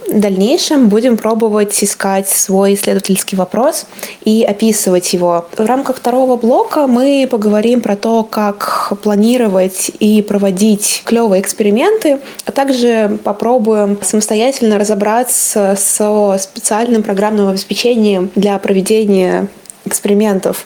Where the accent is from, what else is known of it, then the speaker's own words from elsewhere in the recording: Samara, Samara Oblast, Russia; я сама закончила Самарский университет, я из Самары